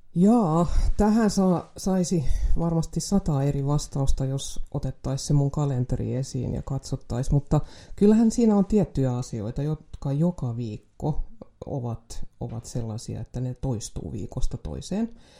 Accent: Jakobstad, Ostrobothnia, Finland; olen syntynyt Pietarsaaressa

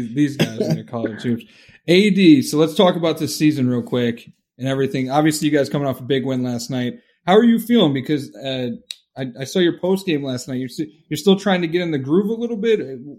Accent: Cleveland, Ohio, United States; I'm from Cleveland.

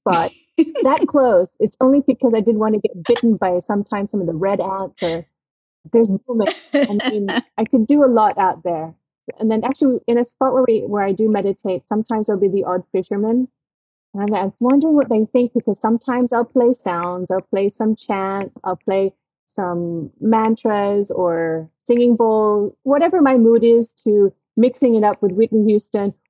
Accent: Australia; moved away; also born or lived in Philippines; growing up in Australia

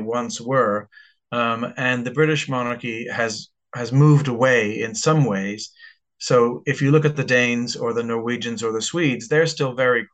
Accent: United States; now in United Kingdom; I was born and raised in the United States

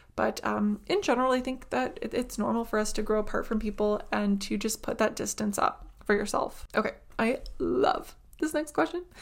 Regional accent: Ukraine; moved away; I was from Ukraine

